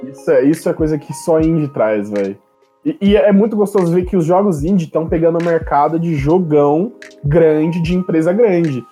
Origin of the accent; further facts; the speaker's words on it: Brazil; a gente é BR